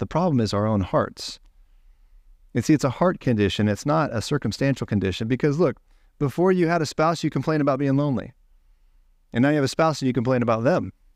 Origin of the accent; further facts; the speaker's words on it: Ohio, United States; I'm from Ohio